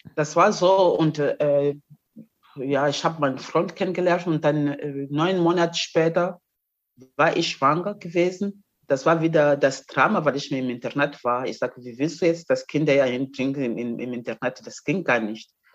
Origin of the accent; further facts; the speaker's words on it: Mozambique; German is a second language; moved away as an adult; also born or lived in East Germany; now in Germany; bin ich von Mosambik hier nach äh, DDR gekommen